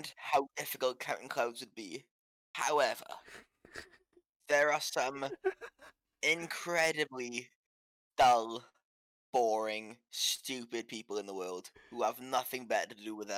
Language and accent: English; Neath, Wales, United Kingdom; I'm from Neath